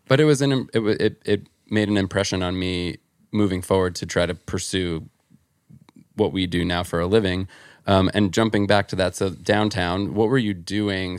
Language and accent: English; New Jersey, United States; where I grew up in Jersey